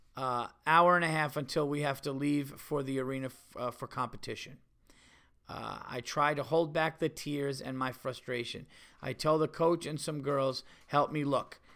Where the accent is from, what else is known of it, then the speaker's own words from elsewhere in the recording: New York, United States; I'm from New York.